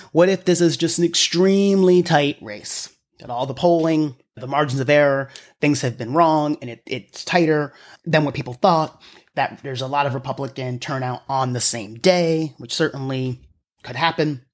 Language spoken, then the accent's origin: English; Pennsylvania, United States; my home state of Pennsylvania